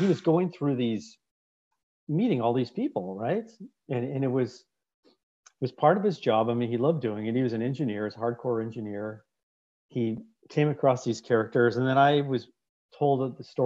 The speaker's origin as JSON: {"language": "English", "town": "San Jose", "region": "California", "country": "United States", "tie": "born or raised there", "said": "I grew up in the Valley. So I grew up in San Jose"}